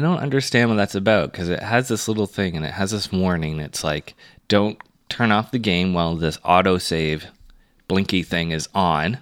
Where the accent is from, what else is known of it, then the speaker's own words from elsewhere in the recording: Toronto, Ontario, Canada; as a Canadian or as a Torontonian or as an Ontarian